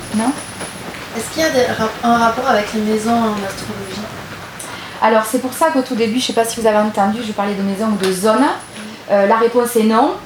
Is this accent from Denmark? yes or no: no; Gers, Occitania, France; je suis originaire de Gers